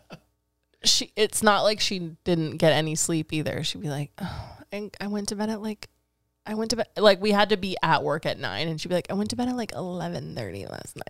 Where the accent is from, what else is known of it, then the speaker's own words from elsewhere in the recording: Fremont, California, United States; Tweaks, Freaks, and Antiques. That's my hometown